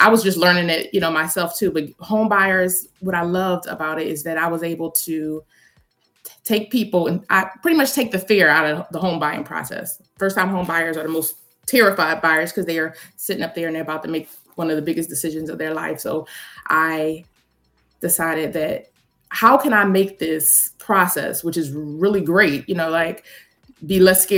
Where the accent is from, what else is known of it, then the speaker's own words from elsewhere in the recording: Philadelphia, Pennsylvania, United States; I'm from Philadelphia, so I got licensed in Delaware